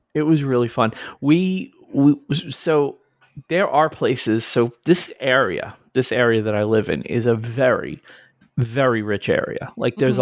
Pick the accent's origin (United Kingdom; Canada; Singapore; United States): United States; New York; now in New Jersey, United States; I'm from New York. I live in New Jersey.